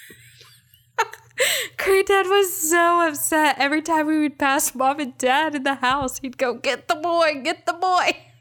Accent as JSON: {"language": "English", "country": "United States", "tie": "born or raised there", "said": "I grew up in America."}